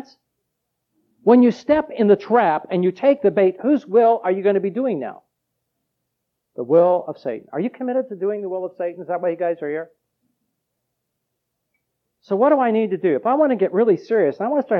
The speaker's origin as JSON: {"language": "English", "town": "Los Angeles", "region": "California", "country": "United States", "tie": "born or raised there", "said": "I grew up in Los Angeles, and we trapped, mice."}